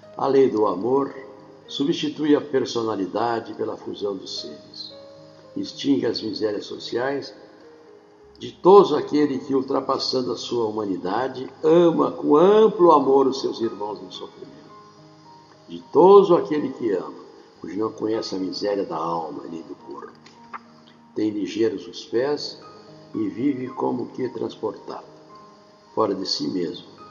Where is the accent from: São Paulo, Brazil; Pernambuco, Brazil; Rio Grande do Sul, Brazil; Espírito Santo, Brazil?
Rio Grande do Sul, Brazil; moved away as an adult; now in Rio de Janeiro, Brazil; eu sou lá da roça, lá do Rio Grande do Sul. Estou aqui do Rio de Janeiro, mas fiquei até os 18 anos lá na cidade pequena.